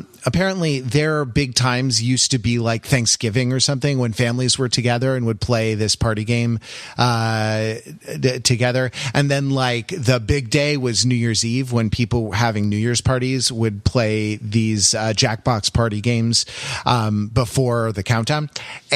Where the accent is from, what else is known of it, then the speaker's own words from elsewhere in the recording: United States; I'm an American Anglophile